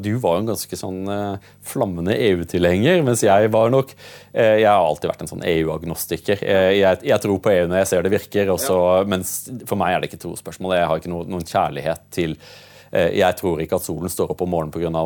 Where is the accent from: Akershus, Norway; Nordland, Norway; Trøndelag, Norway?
Akershus, Norway; Drøbak; also born or lived in Åseral / United Kingdom; jeg, vokste opp i Drøbak